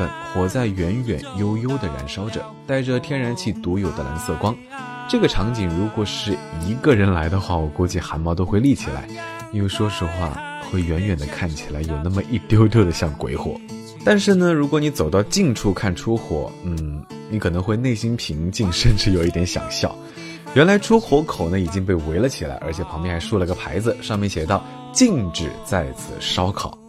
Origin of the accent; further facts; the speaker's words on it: Kenting, Pingtung County, Taiwan; Let's go，带你到我的家乡去看一看。垦丁是一个靠海的城市